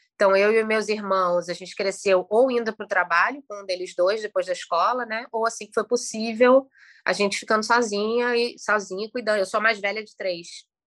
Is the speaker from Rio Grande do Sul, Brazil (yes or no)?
no; Petrópolis, Rio de Janeiro, Brazil; moved away; also born or lived in Maceió; Eu nasci em Petrópolis, meu pai é carioca e a minha mãe é petropolitana